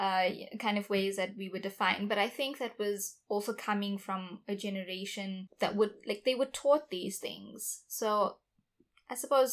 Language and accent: English; South Africa; I identify stronger as a South African than I do as an Indian. But my full identity is that of a South African Indian.